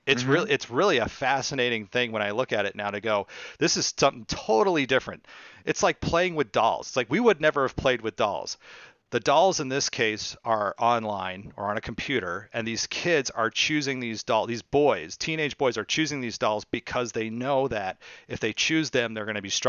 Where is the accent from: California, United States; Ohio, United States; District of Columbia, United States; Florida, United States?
California, United States; San Francisco; Even though I'm from California. I'm from the San Francisco area.